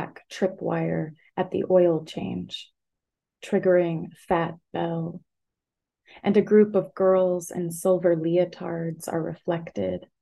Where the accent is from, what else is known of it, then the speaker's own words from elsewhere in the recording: the South, United States; moved away; moving away from the South